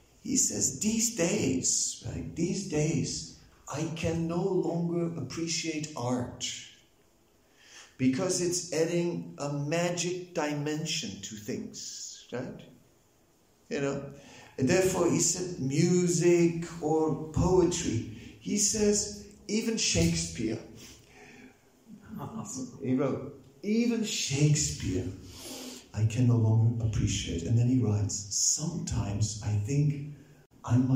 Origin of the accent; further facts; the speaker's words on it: Netherlands; I'm also from Holland